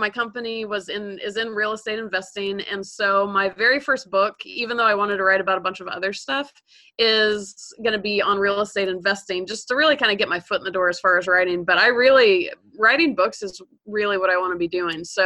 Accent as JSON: {"language": "English", "region": "Georgia", "country": "United States", "tie": "born or raised there", "also_born_or_lived": "California", "moved": "as an adult", "said": "I grew up in Georgia, so I was a Southerner."}